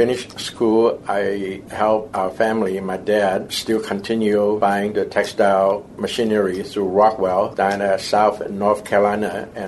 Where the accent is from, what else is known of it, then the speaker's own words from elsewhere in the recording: Taiwan; born there; also born or lived in Hong Kong; I was born in Taiwan, and later on, he reunited with the rest of his siblings in Hong Kong.